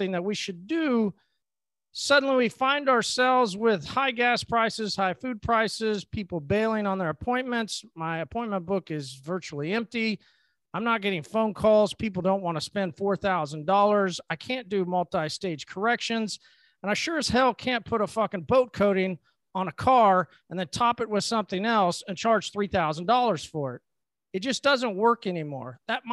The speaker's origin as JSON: {"language": "English", "country": "United States", "tie": "born or raised there", "said": "I am a blessed individual that was born and raised in the United States"}